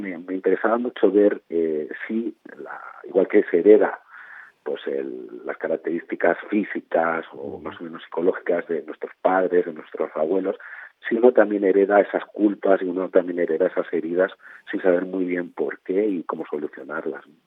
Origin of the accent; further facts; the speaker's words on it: Barcelona, Catalonia, Spain; mi familia viene de Andalucía y de Extremadura, eh, pero yo ya me crié, yo nací en Barcelona, me crié en Barcelona